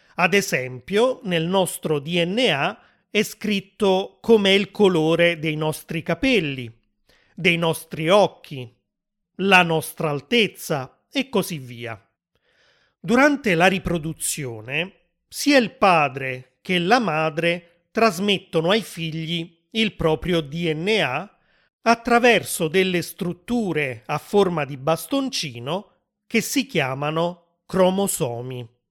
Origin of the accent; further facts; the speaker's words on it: Italy; Io che sono nato in Italia